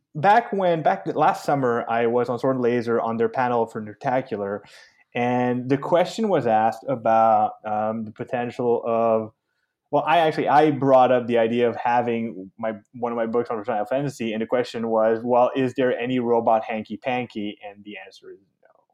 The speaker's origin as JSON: {"language": "English", "country": "Canada", "said": "I'm, I'm French Canadian"}